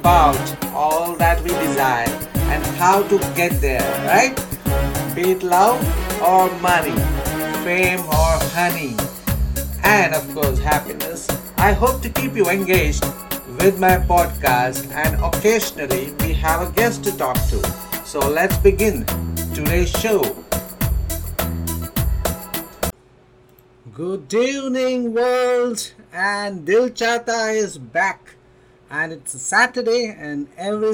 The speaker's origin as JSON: {"language": "English", "country": "India", "said": "I'm an Indian"}